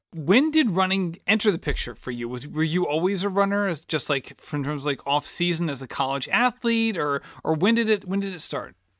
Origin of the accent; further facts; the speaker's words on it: Barrington, Rhode Island, United States; my hometown